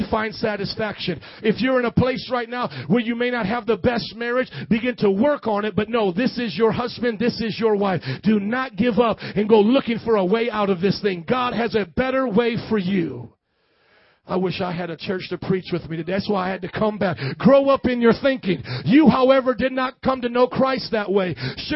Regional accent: Midwest, United States; moved away; also born or lived in New Orleans; I grew up in the Midwest

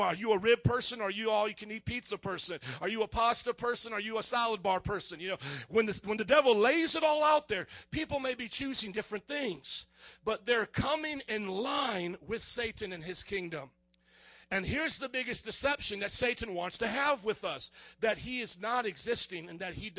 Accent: Indiana, United States; now in Chicago, United States; I grew up in Indiana

